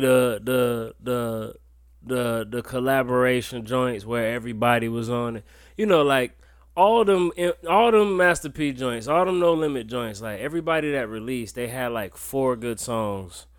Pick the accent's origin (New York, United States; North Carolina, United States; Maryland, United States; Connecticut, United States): North Carolina, United States; Wilmington; I'm from North Carolina, it was the same thing. Y'all some Bammers. But it was kinda like where I'm from in Wilmington